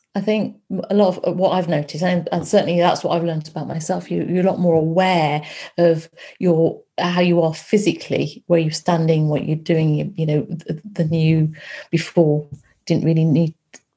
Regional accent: Loughborough, East Midlands, United Kingdom; moved away; I grew up in Loughborough. My parents and my brother are there

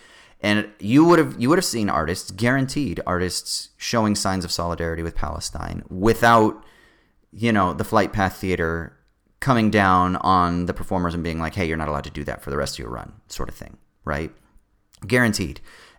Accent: Sydney, New South Wales, Australia; one of your dreams growing up in Sydney is to be able to perform on the stage where all of your fucking heroes have performed

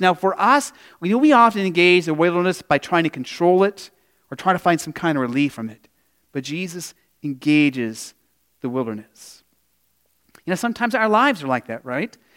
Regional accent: Arizona, United States; growing up in Arizona

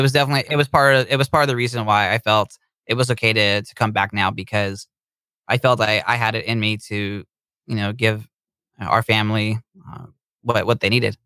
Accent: Bay Area, California, United States; we are from the Bay Area in California

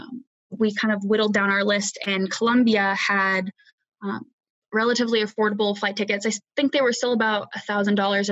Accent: United States; where I grew up at home in the States.

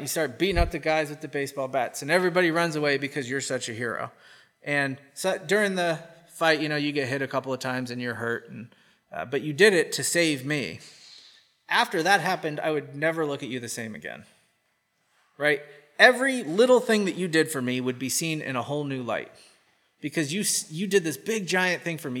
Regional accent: United States; accent: American; My American accent.

